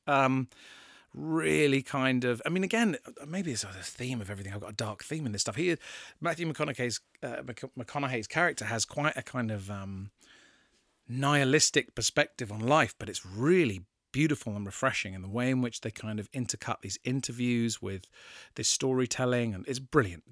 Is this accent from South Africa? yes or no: no; England, United Kingdom; I'm English and I live in England